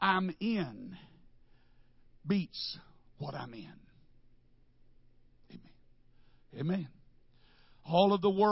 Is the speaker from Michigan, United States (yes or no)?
no; Wichita Falls, Texas, United States; I am from Wichita Falls